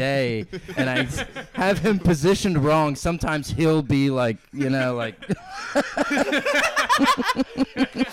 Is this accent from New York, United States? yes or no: no; North Georgia, United States; moved away as an adult; also born or lived in Bloomington, Illinois / Idaho; I grew up in Georgia my whole life, so like North Georgia